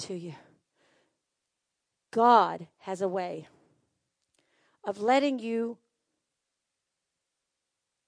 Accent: United States; I'm full-blooded American

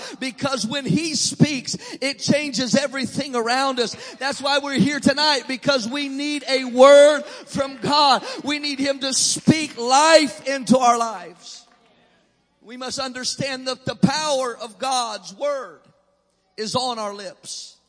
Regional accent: Illinois, United States; accent: southern; also born or lived in Maryland; I was born in Illinois. I lived here a few years in Maryland. But my family, my mother is from Mississippi. My dad grew up in Alabama. And so they tell me that I speak with a southern accent.

